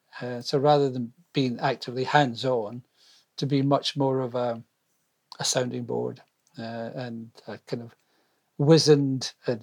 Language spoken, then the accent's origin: English; Scotland, United Kingdom; Well, first of all, I think of myself more as British than Scottish.